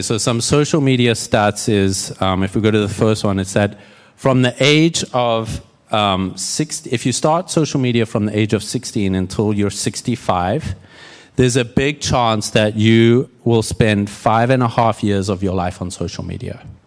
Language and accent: English; South Africa; moved away as an adult; also born or lived in Houston / Red Bluff, California; now in United States; I'm South African and, uh, grew up there, moved to the States in twenty thirteen